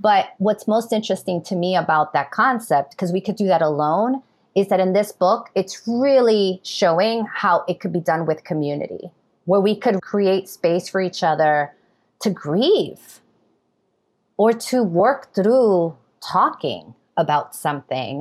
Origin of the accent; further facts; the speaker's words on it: New York City, New York, United States; I was born in New York City, raised in New York City, educated in New York City